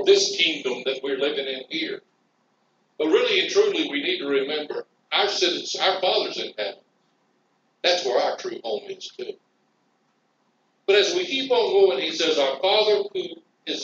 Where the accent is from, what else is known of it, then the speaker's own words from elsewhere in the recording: Madison, Tennessee, United States; I grew up in Madison, Tennessee, 910 New York West